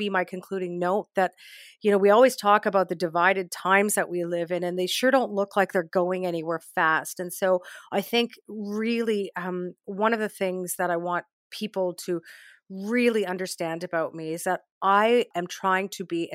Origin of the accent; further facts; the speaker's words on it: Saskatoon, Saskatchewan, Canada; now in Toronto, Canada; born and raised in Saskatoon to parents who came to Canada back in 1967